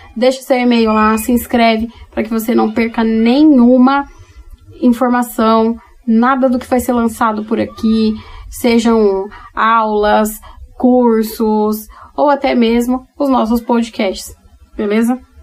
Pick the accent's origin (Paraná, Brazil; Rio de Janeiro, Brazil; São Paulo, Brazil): São Paulo, Brazil; moved away; Eu sou paulistana, nascida e criada na capital, hoje que moro em outro lugar do Brasil